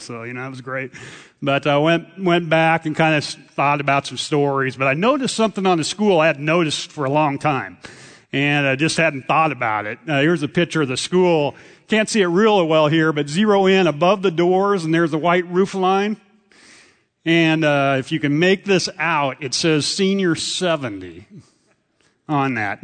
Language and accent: English; central Nebraska, United States; moved away; Grew up in a farm in central, in Kennesaw, Nebraska